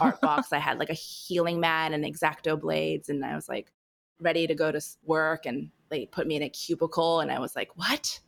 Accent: California, United States; born and raised in California gal in me

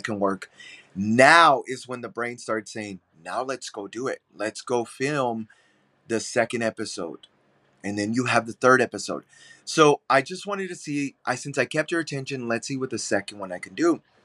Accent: San Antonio, Texas, United States; now in Chicago, United States; I'm born and raised in San Antonio, Texas. I moved to Chicago, though, but yeah, born and raised in San Antonio

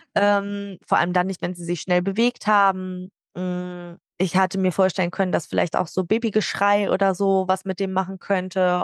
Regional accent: Hamburg, Germany; now in Nordhorn, Germany; Ich komme gebürtig aus Hamburg und lebe aber inzwischen in Nordhorn

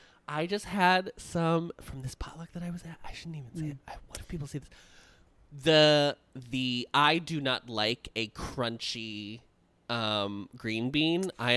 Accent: Midwest, United States; as a Midwesterner.

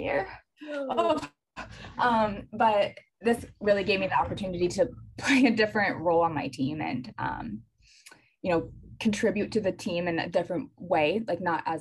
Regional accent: North Carolina, United States; I grew up in North Carolina, so UNC was right down the road.

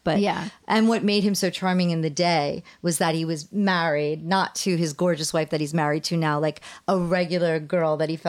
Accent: East Coast, United States; I grew up on the East Coast, so I was like probably in my teens

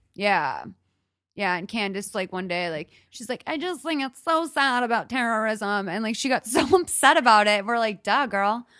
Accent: Northeast, United States; also born or lived in Los Angeles; now in Glendale, United States; I grew up in the Northeast

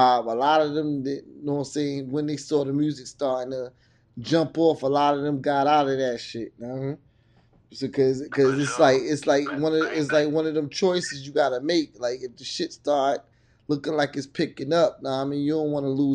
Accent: Norfolk, Virginia, United States; That's where I'm at. That's hometown right there.

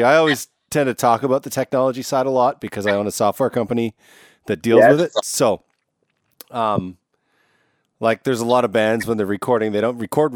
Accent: Canada; I'm Canadian.

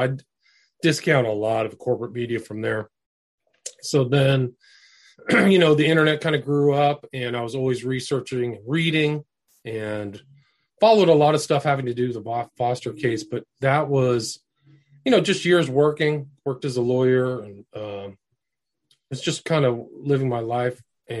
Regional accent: California, United States; also born or lived in Nebraska; I was from California. I was born in Nebraska

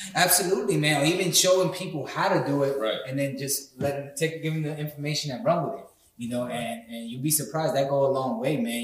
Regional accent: New York City, New York, United States; I grew up in the Bronx

